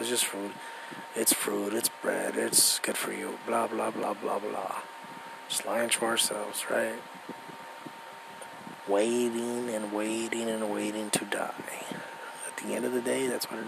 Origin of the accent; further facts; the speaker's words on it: United States; I'm American, I was born here